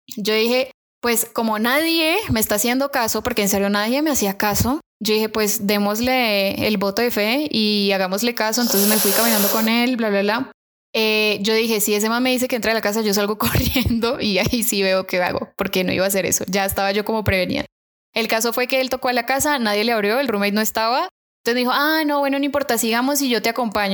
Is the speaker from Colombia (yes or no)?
yes; Colombia; accent: Colombian; moved away; estaba hablando con mi acento colombiano, se dio cuenta que era colombiana